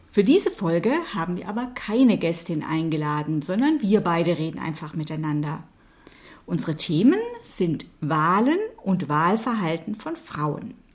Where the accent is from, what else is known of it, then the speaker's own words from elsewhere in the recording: Baden-Württemberg, Germany; Ja, ich bin ja in Baden-Württemberg aufgewachsen.